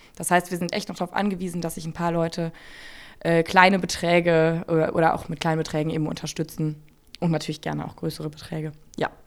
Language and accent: German; Germany; moved away as an adult; now in Jena, Germany; ich bin 92 im Rheinland geboren. Ähm, also ja, äh, Wessi